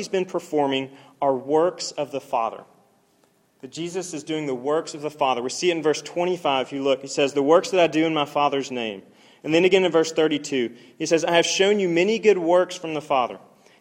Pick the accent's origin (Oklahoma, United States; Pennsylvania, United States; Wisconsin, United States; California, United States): Oklahoma, United States; I'm from Oklahoma